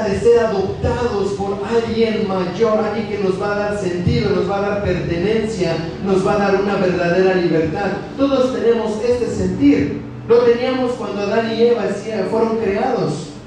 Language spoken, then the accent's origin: Spanish; Mexico; Lo que a mí, me, a mí me hace mexicano es el lugar donde yo nací, es mi ciudadanía, es mi, es mi papel, ahí yo, de ahí yo vengo.